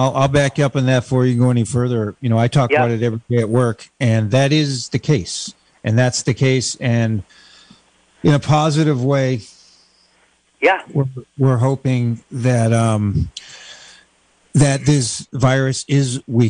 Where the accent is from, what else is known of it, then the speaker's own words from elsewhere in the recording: Vermont, United States; moved away; I'm from Vermont.